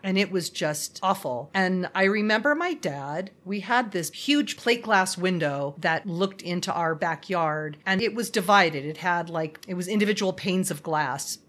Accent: Los Angeles, California, United States; I grew up in the San Fernando Valley, which is like the Sahara Desert.

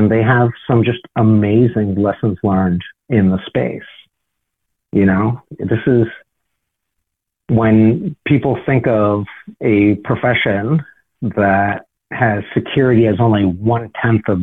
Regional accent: Cape Cod, Massachusetts, United States; I grew up on Cape Cod.

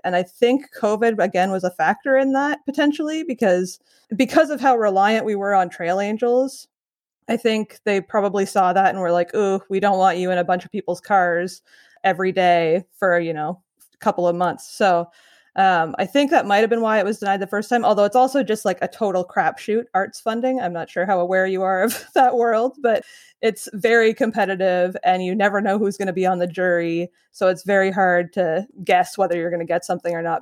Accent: Ottawa Valley, Ontario, Canada; now in Peterborough, Canada; I grew up kind of in the Ottawa Valley area, but I live in Peterborough now

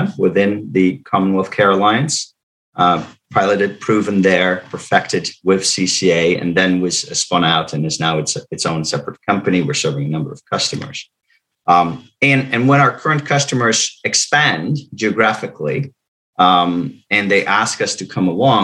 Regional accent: Netherlands; English is a second language; moved away as an adult; now in Cumberland, United States; I'm not from the United States. I was born in the Netherlands, but I moved here almost 20 years ago

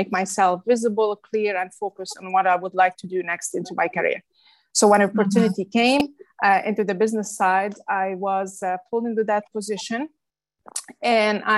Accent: Beirut, Beirut Governorate, Lebanon; moved away as an adult; also born or lived in Paris, France; now in United States; I was born and raised in Lebanon, Beirut, Lebanon

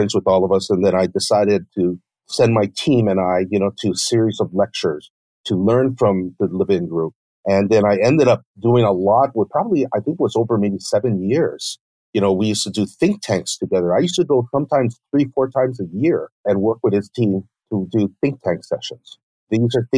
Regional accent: United States; being Japanese American

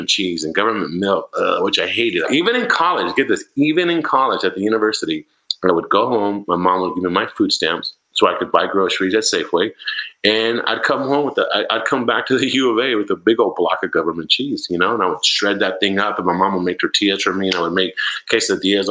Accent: Yuma, Arizona, United States; moved away as an adult; also born or lived in San Jose, California; I grew up in Yuma, Arizona

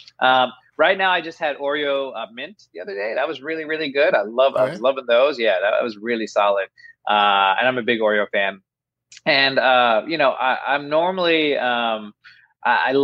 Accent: Southern Virginia, United States; I grew up in Southern Virginia.

